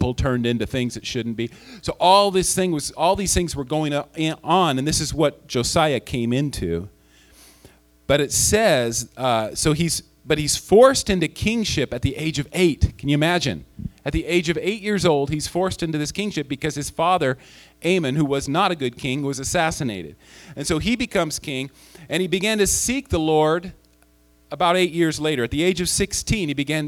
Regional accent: Chico, California, United States; I did return back to my hometown in Chico

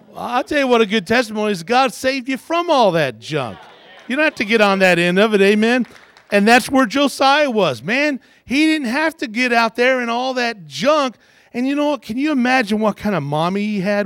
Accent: Kentucky, United States; I was born in Kentucky because I wanted to be close to my mom when I was born

